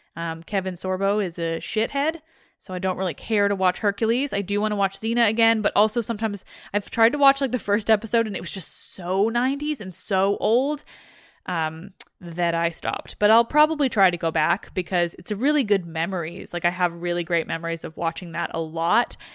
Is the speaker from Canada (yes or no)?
yes; Canada; I'm Canadian